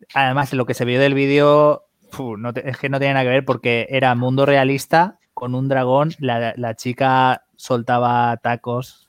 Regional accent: Spain; somos de España

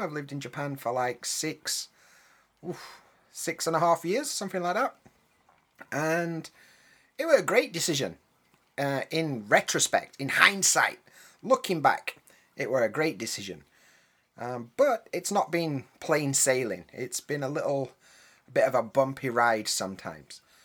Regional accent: United Kingdom; first language English; moved away; I'm a British guy, I know a bit about British English

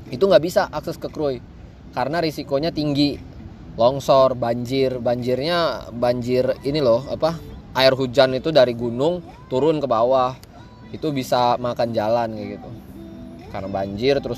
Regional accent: Lampung, Indonesia; gue itu orang asal gue tuh dari Lampung

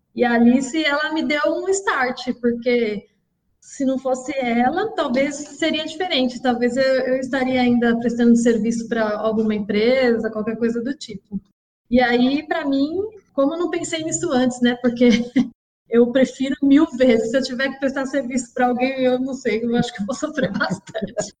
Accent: Osasco, São Paulo, Brazil; Eu nasci em Osasco e por aqui fiquei até, até os dias de hoje. Nunca saí daqui.

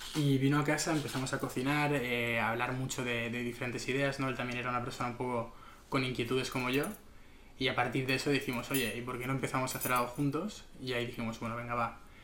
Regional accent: Barcelona, Catalonia, Spain; also born or lived in Madrid / Berlin; yo soy un chico de, Barcelona, eh, nací en Madrid pero he vivido toda mi vida aquí

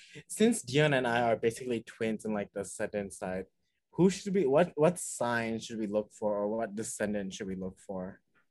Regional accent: Malaysia

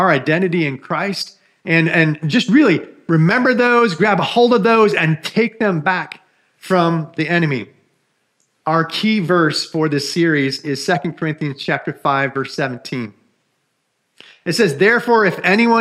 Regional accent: Michigan, United States; I grew up in Michigan

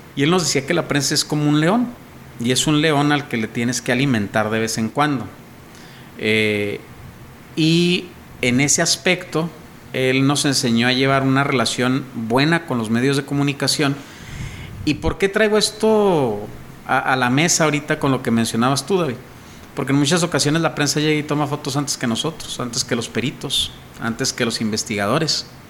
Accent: Mexico

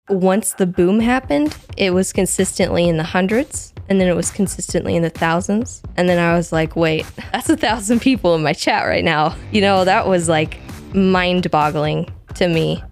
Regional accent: Missouri, United States; moved away as an adult; also born or lived in Washington State; now in Washington, United States; when I was about eight, I think we moved to Missouri, and I lived for, in Missouri for sixteen years or so

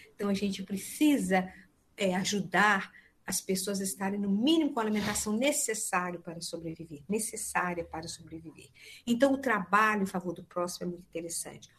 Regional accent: Leopoldina, Minas Gerais, Brazil; moved away; eu estou aqui em Leopoldina

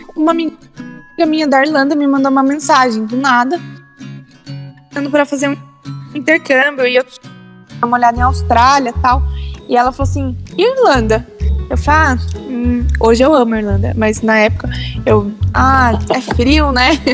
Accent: São Paulo, Brazil; moved away as an adult; eu sou de São Paulo

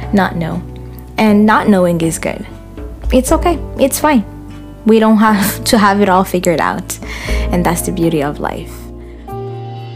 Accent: Burundi; now in Ottawa, Canada; I live in Ottawa, Canada. I am originally from Burundi, a beautiful country in East Africa.

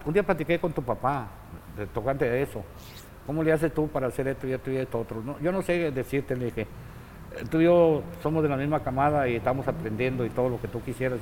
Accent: Guadalajara, Jalisco, Mexico; moved away as an adult; also born or lived in Mexicali; now in Tijuana, Mexico; Nací en Guadalajara, Jalisco, un 10 de febrero del año 1946

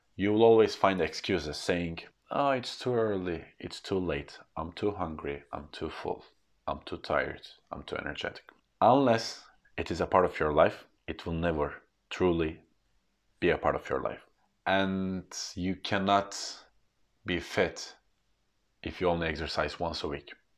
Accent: Turkey; English is a second language; As being born in Turkey, I have learned English at a later age

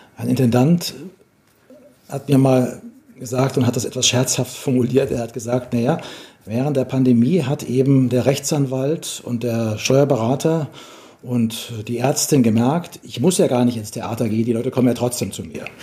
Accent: Bavaria, Germany; Ich komme aus Bayern, da gibt es eine lebendige Musiktradition

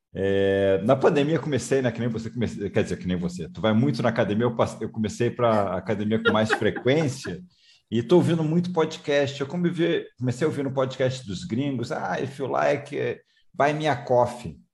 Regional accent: Rio de Janeiro, Brazil; moved away; Eu também sou é... carioca, estou morando fora do Rio um tempão, mas sou carioca

